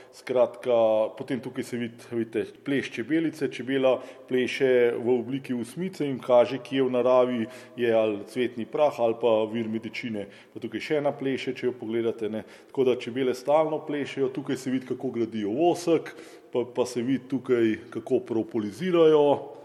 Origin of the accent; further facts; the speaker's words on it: Slovenia; taka kot smo Slovenci